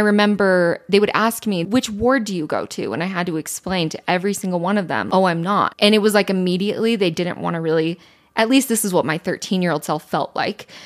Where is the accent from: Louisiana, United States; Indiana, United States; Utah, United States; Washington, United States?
Utah, United States; growing up in Utah